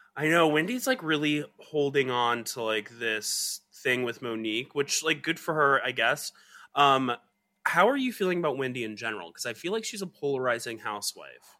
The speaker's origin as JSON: {"language": "English", "region": "Georgia", "country": "United States", "tie": "born or raised there", "moved": "yes", "said": "where I grew up in Georgia"}